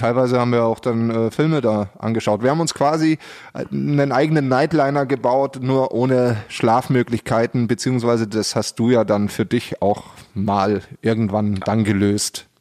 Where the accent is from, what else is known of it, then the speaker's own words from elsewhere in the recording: Pullach, Bavaria, Germany; in dem Kaff, wo ich herkomme, also aus Pullach